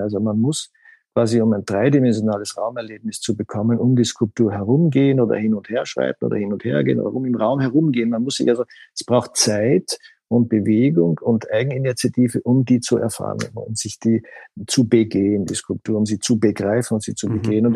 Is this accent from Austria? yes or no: yes; Austria; wie ich aufgewachsen bin in Österreich